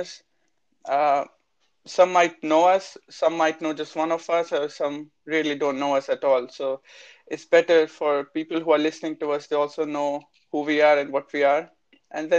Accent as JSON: {"language": "English", "region": "Chandigarh", "country": "India", "said": "I'm from India, and I'm from the north, from Chandigarh, is the capital of Punjab"}